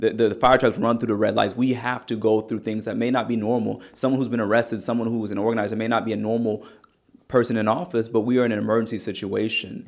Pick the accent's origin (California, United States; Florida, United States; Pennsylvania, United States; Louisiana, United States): California, United States; Bay Area; also born or lived in Tennessee; now in Nashville, United States; growing up in the Bay Area as well